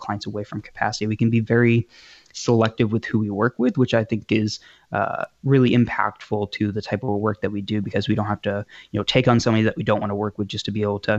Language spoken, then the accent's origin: English; New Hampshire, United States; also born or lived in Massachusetts / New York; I'm currently in New Hampshire, essentially born and raised here. I was actually born in Mass and moved to New York for a bit, but I've been here since I've been five